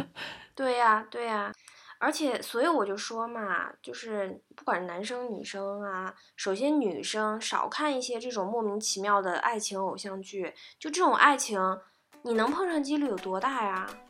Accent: China; 我们中国人

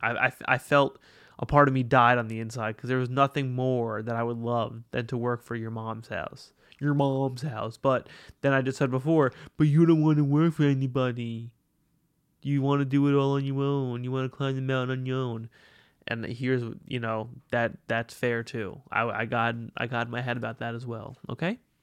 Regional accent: New York City, New York, United States; I'm a New Yorker

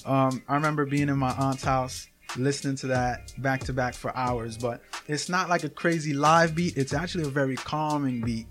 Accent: New York City, New York, United States; now in Schenectady, United States; I'm from Brooklyn, New York

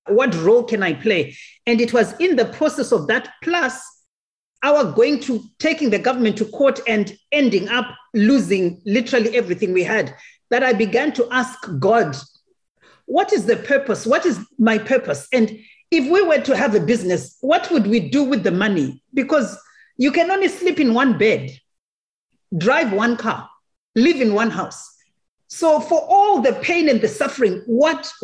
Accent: Zimbabwe; I am a Zimbabwean, born in Zimbabwe

